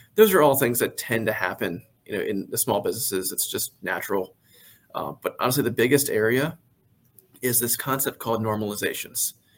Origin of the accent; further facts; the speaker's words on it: Carroll County, Maryland, United States; I am from Maryland. Uh, I grew up in the Carroll County area originally.